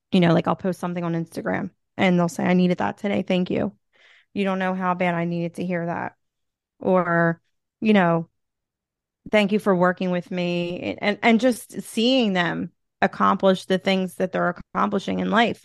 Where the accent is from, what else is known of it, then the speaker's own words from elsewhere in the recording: Philadelphia, Pennsylvania, United States; accent: Philly; I'm from Philly